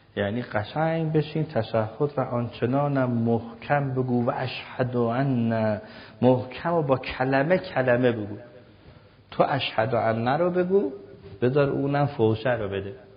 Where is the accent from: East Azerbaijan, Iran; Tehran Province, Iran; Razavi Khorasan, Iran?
Razavi Khorasan, Iran; Mashhad; منم که مشهدی هستم